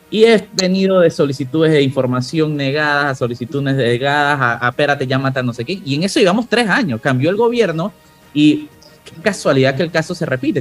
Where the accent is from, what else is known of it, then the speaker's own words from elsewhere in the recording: La Chorrera, Panamá Oeste, Panama; mi tierra, de la chorrera